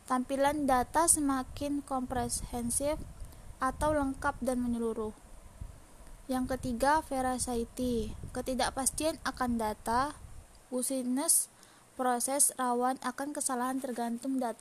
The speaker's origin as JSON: {"language": "Indonesian", "town": "Tanjung Pinang", "region": "Riau Islands", "country": "Indonesia", "tie": "born or raised there", "said": "Umur saya 18 tahun, tempat dan tanggal lahir Tanjung Pinang 2 Mei 2003. Saya tinggal di kilometer 15 arah Uban. Asal sekolah saya SMK Negeri 4 Tanjung Pinang."}